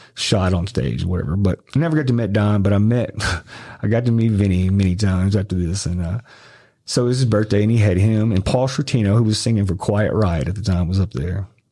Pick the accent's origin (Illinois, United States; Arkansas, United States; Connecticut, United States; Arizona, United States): Arkansas, United States; moved away; also born or lived in Memphis, Tennessee; I just moved to Memphis. I'm from from Arkansas, a little small